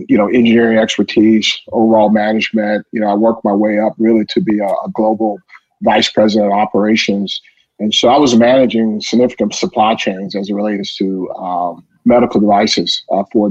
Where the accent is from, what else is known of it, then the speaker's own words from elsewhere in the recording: Atlanta, Georgia, United States; also born or lived in Ohio; I'm originally from Atlanta, so I'm one of those kids that grew up, you know, right in the city